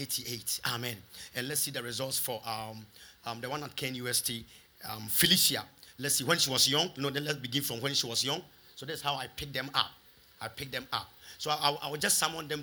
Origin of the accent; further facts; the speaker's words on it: Kumasi, Ashanti, Ghana; moved away; also born or lived in London; I had a call from Kumasi.